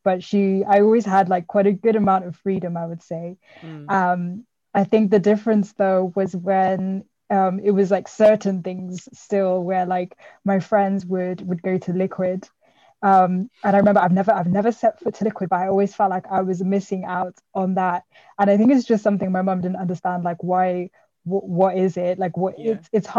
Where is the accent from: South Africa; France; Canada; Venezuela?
South Africa; now in United Kingdom; I mean, yeah, we're all from South Africa.